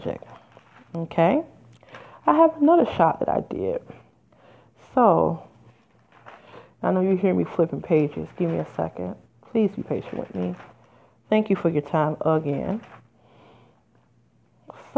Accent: Midwest, United States; moved away; I'm from the Midwest originally. I have lived there in 20 years

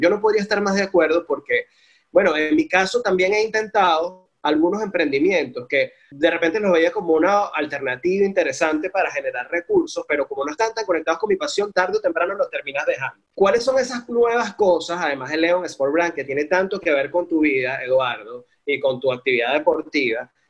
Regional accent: Venezuela; en un país como el nuestro

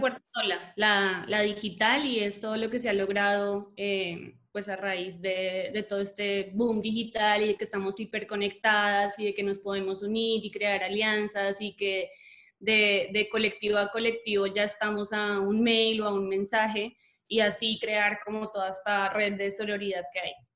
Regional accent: Colombia; moved away as an adult; now in Mexico; soy colombiana, pero vivo en México hace unos tres años un poquito más.

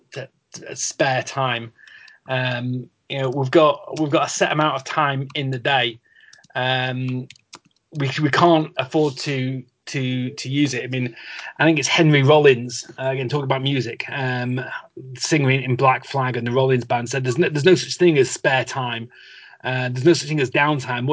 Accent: the Northwest, North West England, United Kingdom; I'm, I'm from the Northwest.

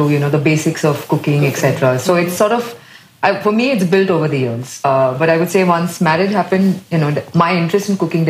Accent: Mumbai, Maharashtra, India; now in Singapore; I grew up in Bandra in Bombay.

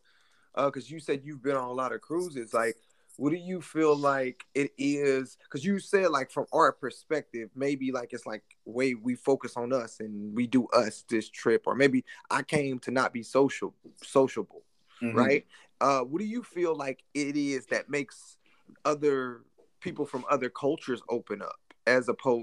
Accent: Midwest, United States; moved away; I'm not originally from the East Coast. I'm from the Midwest.

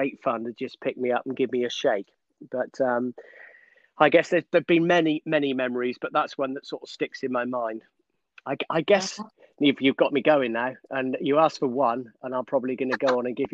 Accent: Somerset, South West England, United Kingdom; now in Newmarket, United Kingdom; I grew up in Somerset on a dairy farm

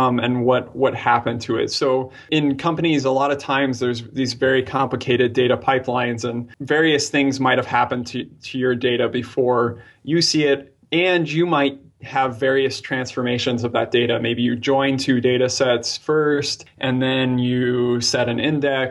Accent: Albuquerque, New Mexico, United States; I was born in Albuquerque, New Mexico

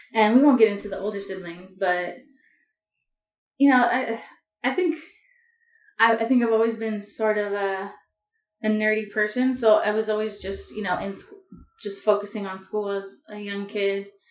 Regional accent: Los Angeles, California, United States; I grew up in Southern California, so like a little bit north of downtown LA in the San Fernando Valley

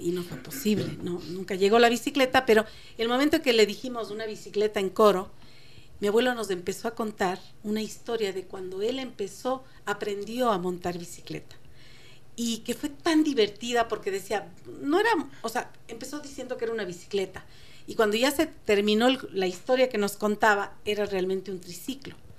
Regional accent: Quito, Pichincha, Ecuador; also born or lived in Cuenca; nosotros vivíamos en Quito cuando yo era niña, pues, yo soy de Cuenca, pero vinimos eh, a muy temprana edad

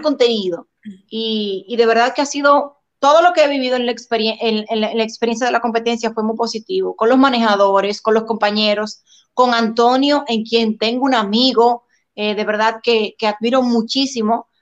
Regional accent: Dominican Republic; en mi país sentí mucho el apoyo

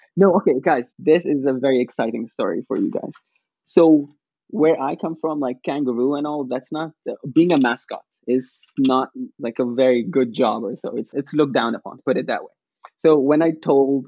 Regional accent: Abu Dhabi, United Arab Emirates; moved away as an adult; now in Akron, United States; I'm from the United Arab Emirates, Abu Dhabi, and I grew up over there, went to school over there.

